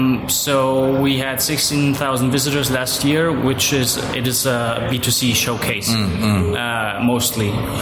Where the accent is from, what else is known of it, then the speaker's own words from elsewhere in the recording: Germany; moved away as an adult; now in Kaunas, Lithuania; from Germany. I moved here a few months ago to be part of the Game On team.